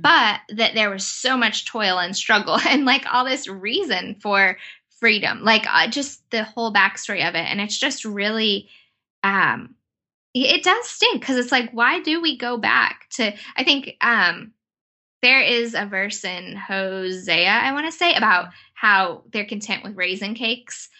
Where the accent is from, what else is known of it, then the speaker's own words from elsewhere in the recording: United States; as an American